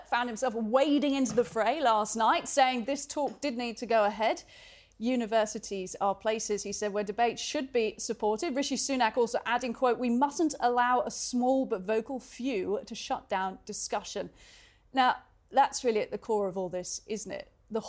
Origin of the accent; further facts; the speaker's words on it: United Kingdom; Now, I've lived all over the world, and I can say quite comfortably Britain, as a Brit, it's a fairly mild country